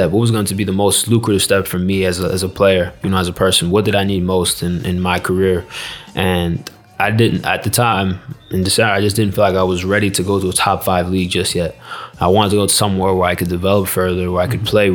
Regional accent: Jamaica; also born or lived in United States; So I think, look, I I'm Jamaican through and through.

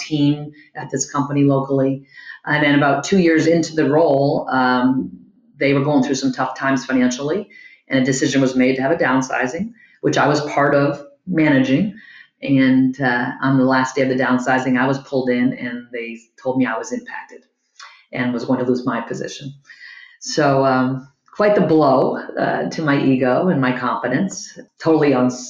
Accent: East Coast, United States; also born or lived in Boston; I grew up on the East Coast, went to college in Boston

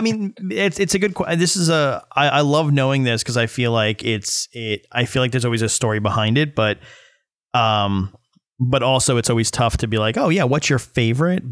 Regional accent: New York, United States; I'm from New York my whole life

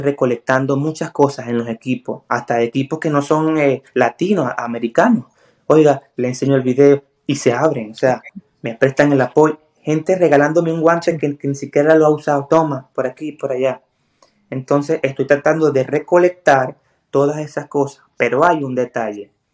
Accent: Puerto La Cruz, Anzoátegui, Venezuela; moved away as an adult; also born or lived in Colombia / Ecuador / Bolivia; now in United States; Soy de Puerto La Cruz, una zona que es muy costera

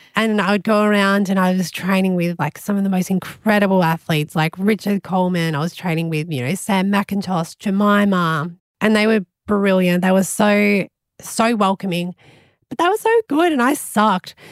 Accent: Melbourne, Victoria, Australia; now in Gold Coast, Australia; I grew up in Melbourne and I moved up to the Gold Coast.

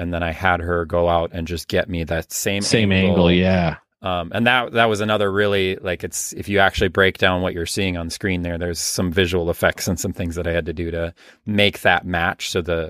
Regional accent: Midwest, United States; Certainly where I grew up in the Midwest, I still live in the Midwest.

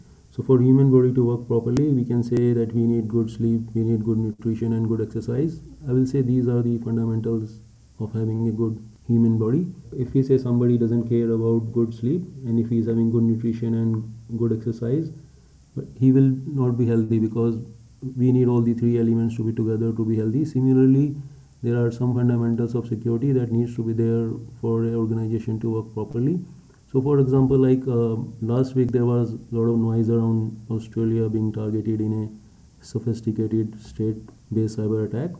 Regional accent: India; I'm an Indian

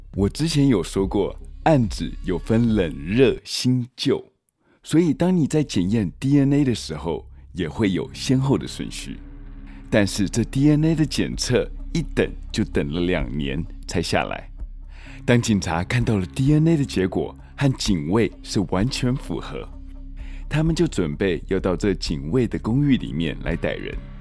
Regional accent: Taiwan; moved away; also born or lived in United States; 其实我小时候在台湾

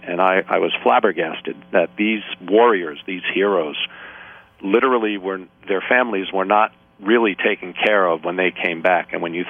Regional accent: Bronx, New York, United States; I was born and raised in the Bronx. I'm the first in my family to be born in the country, just raised by my mom.

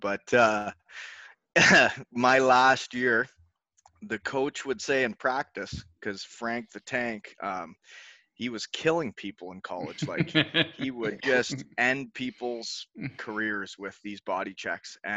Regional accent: Elmira, Ontario, Canada; moved away as an adult; also born or lived in Michigan; my hometown, Elmira, Ontario, had a junior team that I could live at home with my parents

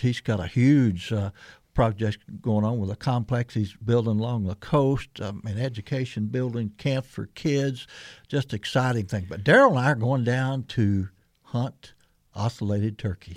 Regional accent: Missouri Bootheel, United States; I grew up just hey, 250 miles from here down in the swamp to the Boot Hill

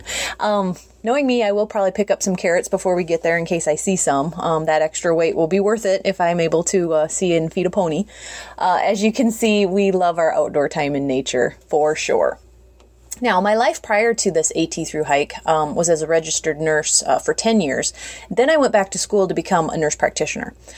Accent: United States; moved away as an adult; also born or lived in South Carolina; now in South Dakota, United States; We've lived in South Carolina for the last decade, but we're originally from the Minnesota South Dakota area

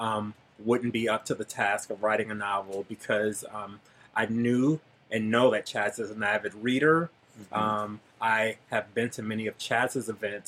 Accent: Detroit, Michigan, United States; now in Los Angeles, United States; I'm originally from Detroit, Michigan.

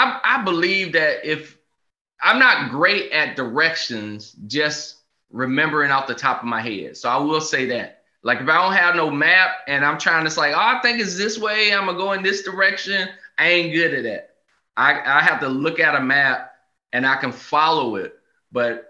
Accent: the South, United States; moved away; I grew up in the South

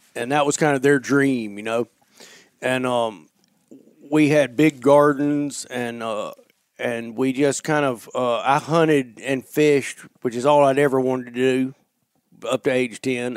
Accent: North Alabama, United States; moved away; growing up in Alabama

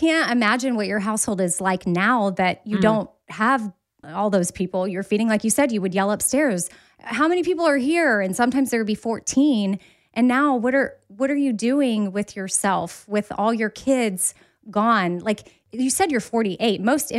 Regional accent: Austin, Texas, United States; It was, we grew up in Onion Creek, so South Austin.

